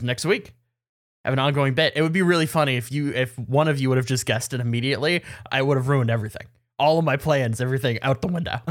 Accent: Canada; as a Canadian

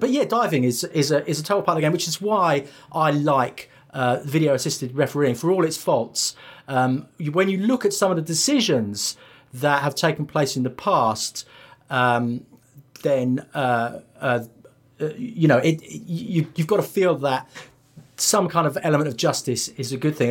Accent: England, United Kingdom; I was brought up in England

